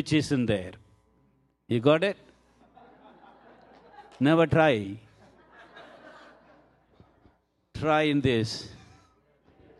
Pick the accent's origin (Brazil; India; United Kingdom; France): India; I'm Indian man